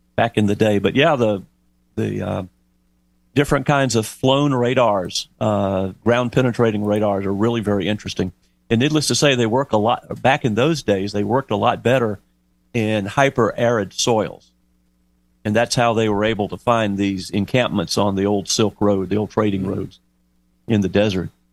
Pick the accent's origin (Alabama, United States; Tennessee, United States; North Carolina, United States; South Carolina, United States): South Carolina, United States; Lake Murray; I grew up on Lake Murray in South Carolina